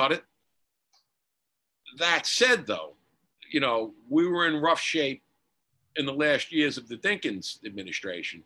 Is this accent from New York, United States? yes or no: yes; New York City, New York, United States; growing up in Queens